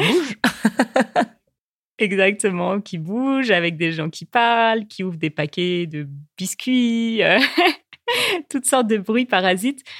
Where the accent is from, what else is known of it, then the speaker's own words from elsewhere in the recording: France; en tant que Française qui parle anglais